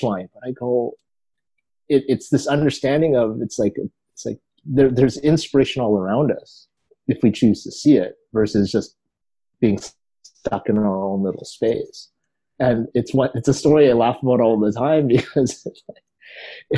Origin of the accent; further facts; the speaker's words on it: Vancouver, British Columbia, Canada; I grew up in East